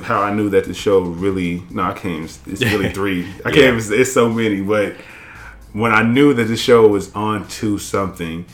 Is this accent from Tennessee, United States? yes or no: yes; Jackson, Tennessee, United States; moved away; also born or lived in Atlanta; I'm from Tennessee, and I tell them I'm from Jackson, Tennessee